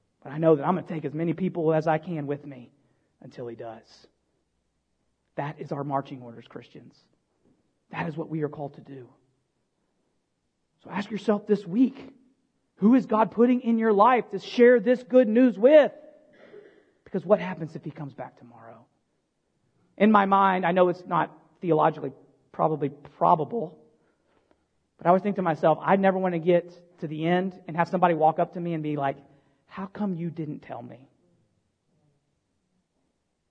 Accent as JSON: {"language": "English", "country": "United States", "said": "as Americans"}